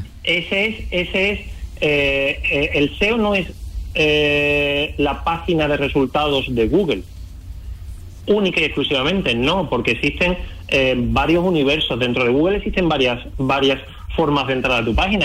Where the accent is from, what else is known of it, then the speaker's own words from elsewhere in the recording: Chiclana de la Frontera, Andalusia, Spain; Yo soy de Chiclana, de Cádiz